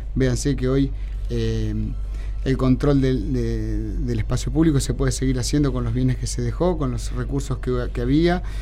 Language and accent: Spanish; Carlos Casares, Buenos Aires Province, Argentina; now in Mar del Plata, Argentina; mi pueblo, en Carlos Casares